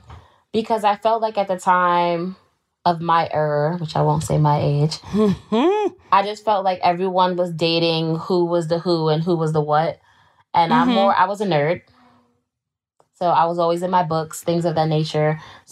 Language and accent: English; Queens, New York, United States; Always was traveling throughout the boroughs because I'm from Queens.